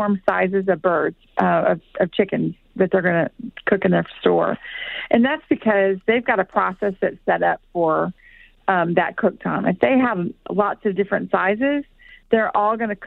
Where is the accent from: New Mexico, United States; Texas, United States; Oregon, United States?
Texas, United States; moved away; I'm from Texas. I'm originally from Texas